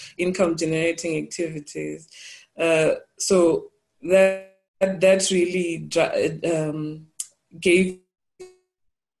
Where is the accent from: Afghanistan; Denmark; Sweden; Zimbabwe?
Zimbabwe; Glendale, Mashonaland Central; also born or lived in Mutoko, Zimbabwe / KwaZulu-Natal, South Africa; I was born and bred in Mashonaland Central. And so I grew up in a small town. I would call it a town, but it's smaller than that. It's called Glendale, just 70 k's from Harare